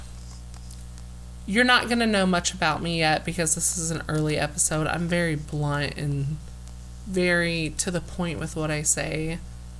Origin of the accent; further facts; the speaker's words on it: Indiana, United States; We're from Indiana